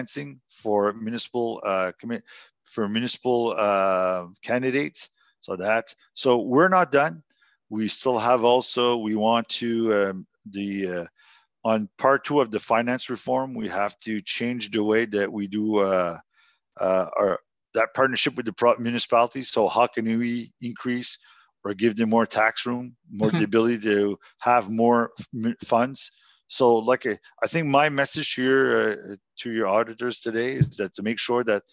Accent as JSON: {"language": "English", "area": "Louisville", "region": "New Brunswick", "country": "Canada", "tie": "born or raised there", "said": "I was born and bred in Louisville."}